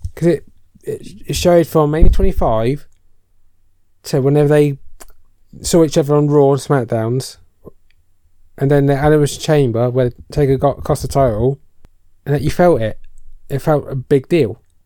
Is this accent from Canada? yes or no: no; United Kingdom; we're British